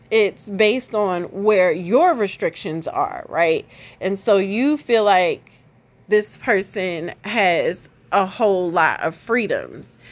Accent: Baltimore, Maryland, United States; I was raised in Baltimore

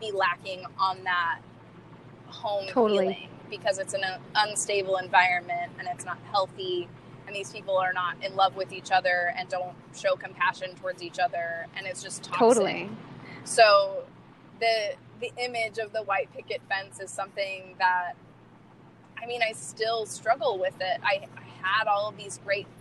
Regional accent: Kansas, United States; moved away; my hometown, which is a small town in Kansas

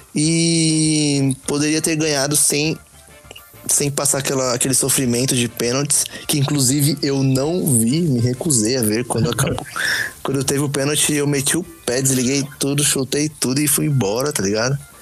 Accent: São Paulo, Brazil; sou da Zona Sul de São Paulo

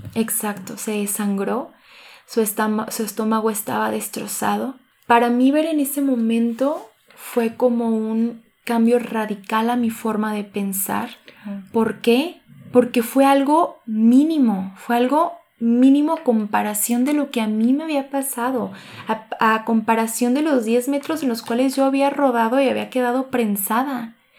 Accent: Cocula, Jalisco, Mexico; moved away as an adult; now in Guadalajara, Mexico; soy originaria de Cocula, Jalisco, pero radico aquí en Guadalajara

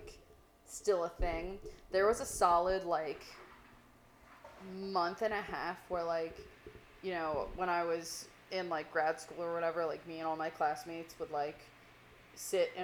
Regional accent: New York, United States; as a New Yorker

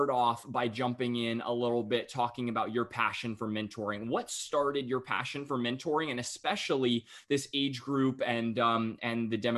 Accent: North Carolina, United States; I I as well uh, got the chance to be uh, just right outside of Raleigh and Cary, just born and raised

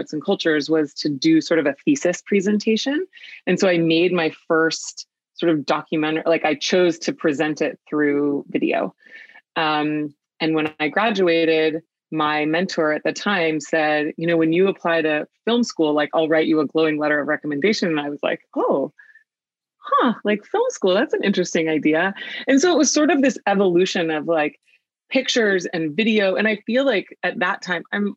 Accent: Bay Area, California, United States; also born or lived in Los Angeles; the house that I ended up getting was in my hometown, like less than a mile from the house I grew up

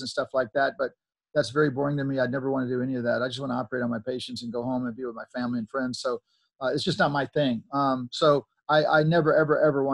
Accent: Mississippi, United States; moved away; also born or lived in Laurel, Mississippi; I came from Mississippi, which is probably the poorest, most least educated state

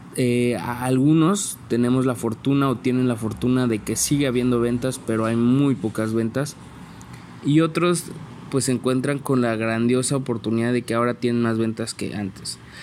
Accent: San Luis Potosí, Mexico; soy originario de San Luis Potosí

